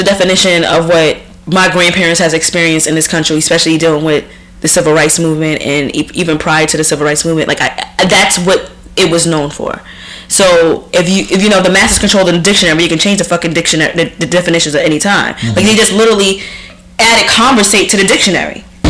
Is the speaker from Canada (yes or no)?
no; Deep South, United States; And when growing up in the Deep South, that's what racism was.